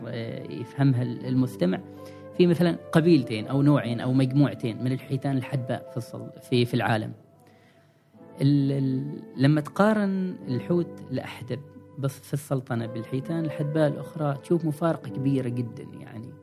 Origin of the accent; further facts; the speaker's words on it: Oman; نحن كعمانيين